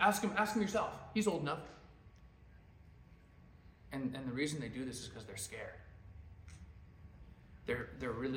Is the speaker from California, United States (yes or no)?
no; Alaska, United States; now in Lynchburg, United States; I'm from Alaska